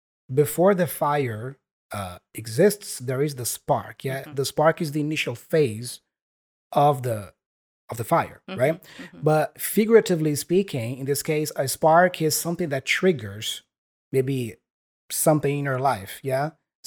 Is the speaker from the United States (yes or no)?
no; Brazil; first language Portuguese; English is a second language; here in my home country, in Brazil, it's quite different in the sense that we study English at school.